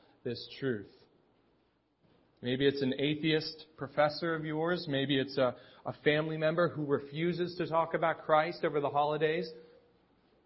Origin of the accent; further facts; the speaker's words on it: Pittsburgh, Pennsylvania, United States; now in State College, United States; I'm from Pittsburgh.